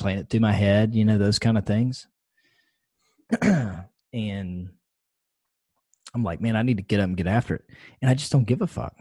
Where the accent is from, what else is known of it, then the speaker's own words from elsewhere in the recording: the South, United States; I'm a Southerner by lifelong Southerner.